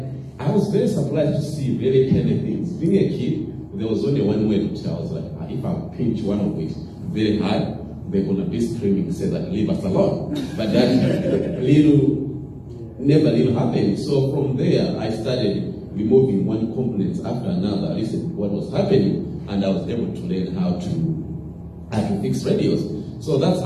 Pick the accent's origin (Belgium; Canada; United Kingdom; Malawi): Malawi; Growing up in Malawi, I grew up in a very like small village.